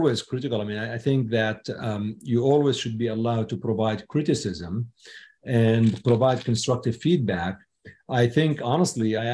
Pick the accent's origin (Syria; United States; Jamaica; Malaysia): Syria; moved away; I was born in Syria